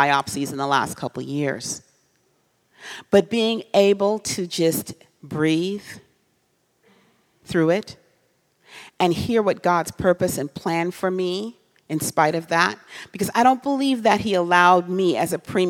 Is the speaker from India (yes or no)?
no; Trinidad & Tobago; now in United States; I'm from a different country. I'm from Trinidad.